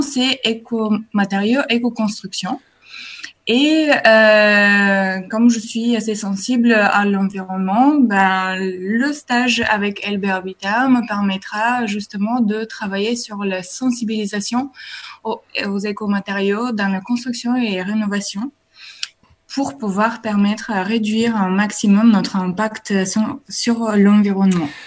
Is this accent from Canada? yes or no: no; Bulgaria; French is a second language; now in France; Je viens de la Bulgarie